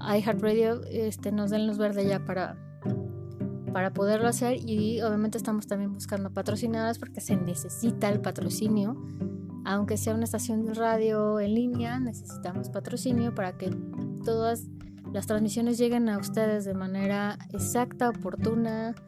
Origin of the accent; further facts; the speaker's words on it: Mexico; somos mexicanos